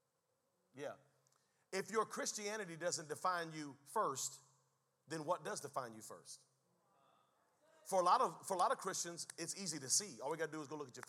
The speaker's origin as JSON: {"language": "English", "country": "United States", "said": "Before I am an American, before I am a Native American"}